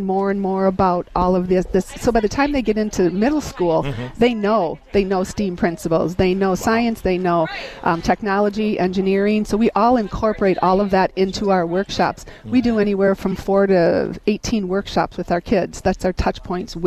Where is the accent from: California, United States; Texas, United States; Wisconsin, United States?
Wisconsin, United States; Kenosha; I grew up in Kenosha Public Schools